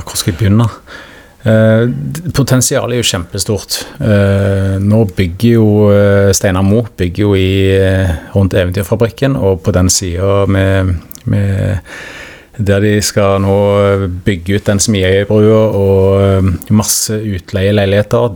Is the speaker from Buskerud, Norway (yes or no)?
no; Stavanger, Rogaland, Norway; accent: Stavanger dialect (siddis); also born or lived in Oslo; now in Skien, Norway; Jeg er jo født og oppvokst i Stavanger